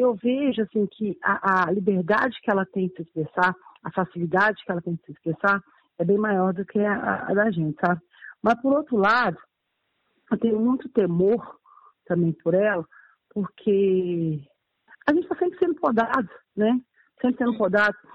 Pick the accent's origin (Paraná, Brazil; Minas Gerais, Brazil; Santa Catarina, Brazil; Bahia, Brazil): Minas Gerais, Brazil; Belo Horizonte; also born or lived in Brasília; Eu sou nascida aqui em BH mesmo, tá? Sim. É, sou aqui, sou moradora do aglomerado da Serra